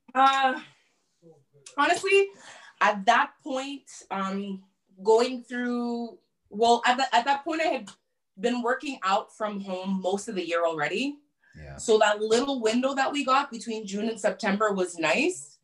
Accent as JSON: {"language": "English", "town": "Montreal", "region": "Quebec", "country": "Canada", "tie": "born or raised there", "said": "my hometown."}